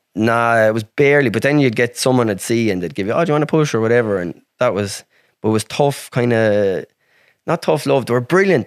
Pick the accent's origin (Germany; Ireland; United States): Ireland; I'm country, I'm from Ireland